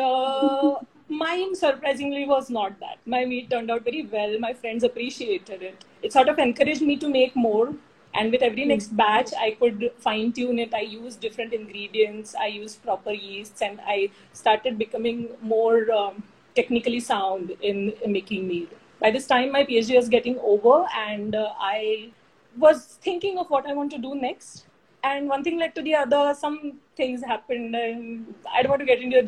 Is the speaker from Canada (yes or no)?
no; Mumbai, Maharashtra, India; I am born and raised in Mumbai